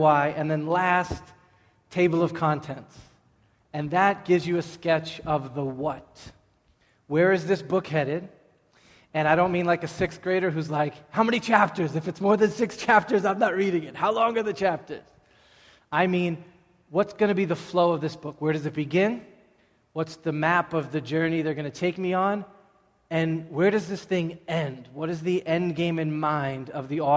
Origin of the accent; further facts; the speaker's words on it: Everett, Massachusetts, United States; I'm from Everett, Massachusetts